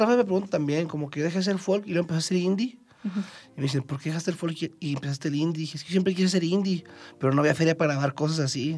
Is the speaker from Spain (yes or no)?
no; Chihuahua, Mexico; now in Mexico City, Mexico; yo soy de Chihuahua